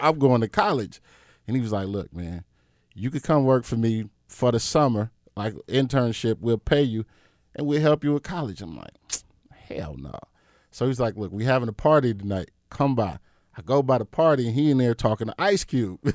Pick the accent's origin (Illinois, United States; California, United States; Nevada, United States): California, United States; Compton; also born or lived in Rialto, California; I grew up in Southern California, uh, D J-ing. I'm from Compton. So, in between, like, Compton and this, like, city called Rialto